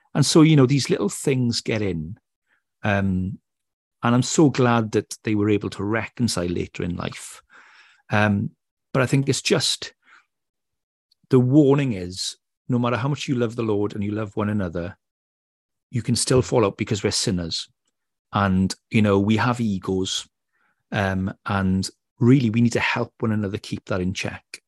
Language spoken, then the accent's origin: English; Wales, United Kingdom; accent: Welsh; my Welsh accent